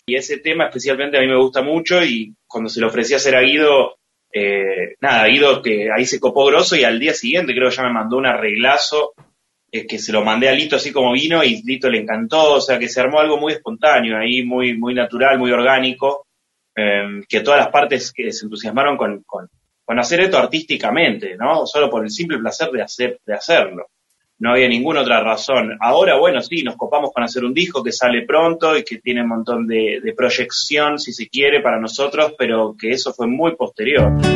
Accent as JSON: {"language": "Spanish", "region": "Buenos Aires", "country": "Argentina", "said": "somos de Villa Crespo"}